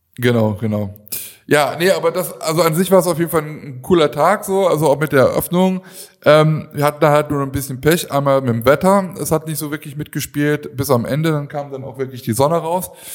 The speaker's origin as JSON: {"language": "German", "town": "Aachen", "region": "North Rhine-Westphalia", "country": "Germany", "said": "Ich komme ja aus Aachen"}